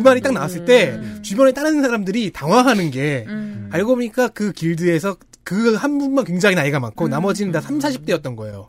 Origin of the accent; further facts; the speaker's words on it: South Korea; 나는 한국인이다. 음. 그리고 한국에서 이제 북미 서버로 지금 플레이를 하고 있다